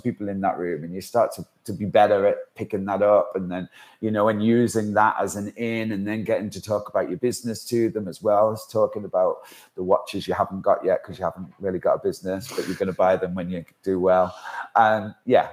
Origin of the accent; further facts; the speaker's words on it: Manchester, North West England, United Kingdom; also born or lived in Isle of Man; now in London, United Kingdom; my inexperience of living in London, because I'm from Manchester